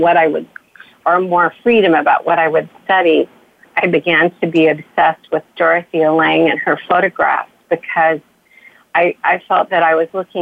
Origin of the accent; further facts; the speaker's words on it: Bakersfield, California, United States; I grew up in Bakersfield, California